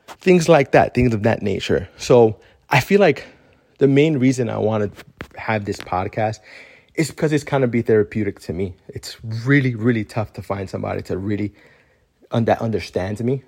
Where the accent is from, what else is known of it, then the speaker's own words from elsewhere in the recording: Miami, Florida, United States; moved away as an adult; now in Central Florida, United States; we moved from Miami, which we were practically raised there for twenty-six years